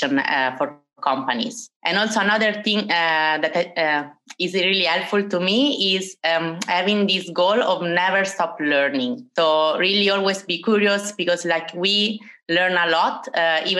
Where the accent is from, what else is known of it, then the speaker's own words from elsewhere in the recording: Italy; moved away as an adult; now in Amsterdam, Netherlands; as you can notice from my British accent, I'm Italian, but I have lived in Amsterdam for 4 years.